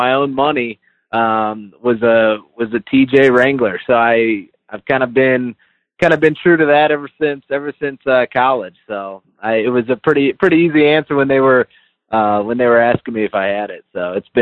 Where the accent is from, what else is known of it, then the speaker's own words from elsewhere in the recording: northern Indiana, United States; I'm currently in northern Indiana. That's where I live, not too far from kind of where all of our plants are. All of our plants are in Elkhart, Indiana. And so I was born and raised right around here